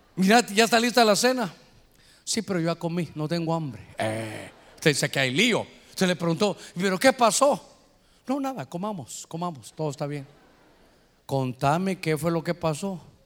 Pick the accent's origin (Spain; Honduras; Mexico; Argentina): Honduras; aquí somos catrachos